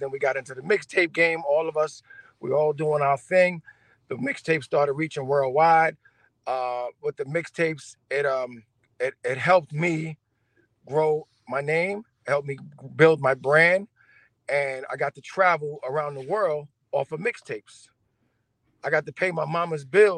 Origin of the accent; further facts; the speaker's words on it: New York City, New York, United States; I'm from New York, Harlem, and I was just one of those young kids that grew up around hip hop